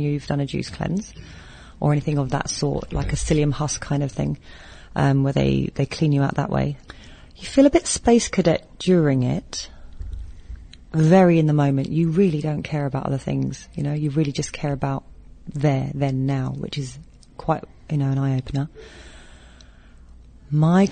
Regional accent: Philippines; as a Filipino

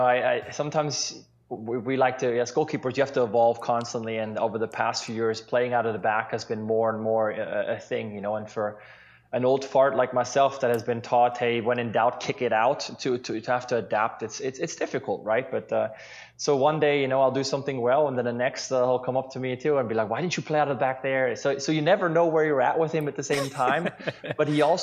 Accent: Switzerland; now in Seattle, United States; growing up in Switzerland

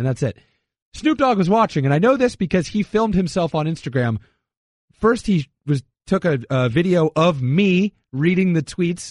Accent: Connecticut, United States; also born or lived in Vermont; I'm from Connecticut

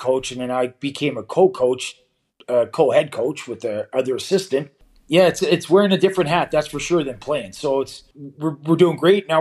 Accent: Toronto, Ontario, Canada; moved away as an adult; now in Davos, Switzerland; I was raised um, in the east end of Toronto uh, from an early age down at Broadview and Queen area.

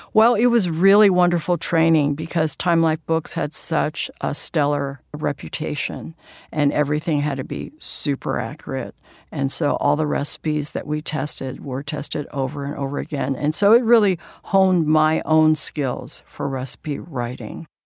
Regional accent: San Francisco, California, United States; my hometown, which is San Francisco's Chinatown

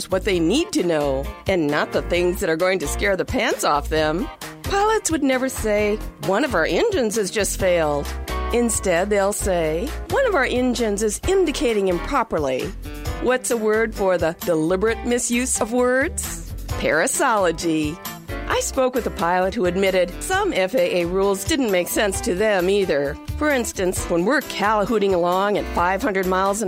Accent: Wisconsin, United States; When I was growing up in Wisconsin

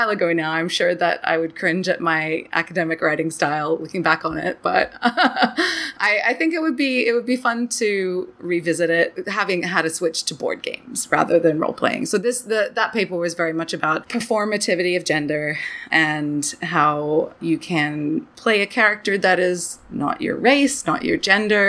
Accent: Australia; moved away as an adult; also born or lived in Brisbane, Queensland, Australia; now in Canada; it was in Australia where I grew up

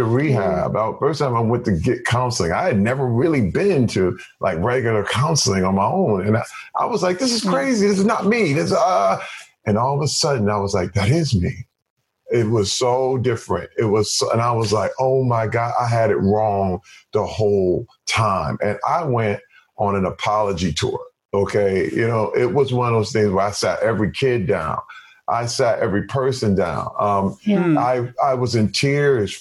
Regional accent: Flint, Michigan, United States; where I grew up in Flint, Michigan, in African-American culture

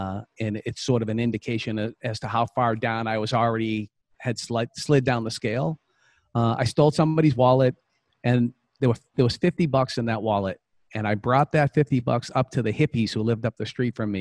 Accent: Boston, Massachusetts, United States; I'm from Boston, Massachusetts. And, you know, I grew up in a home.

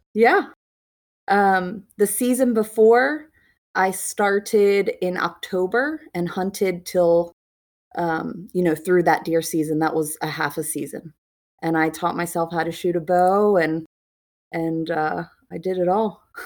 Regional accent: Maryland, United States; also born or lived in South Carolina; I'm from Maryland, and I own a salon and work in Maryland

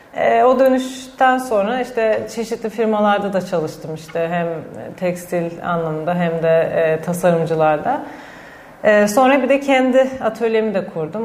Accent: Istanbul, Turkey; benim çocukluğum da zaten Eminönü'nde geçti.

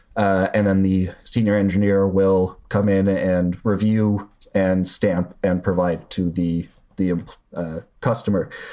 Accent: Canada; I'm Canadian

